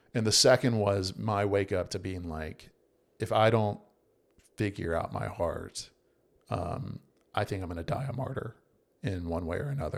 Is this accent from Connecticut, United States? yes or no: no; Virginia, United States; moved away as an adult; also born or lived in South Carolina / North Carolina; I was born in Virginia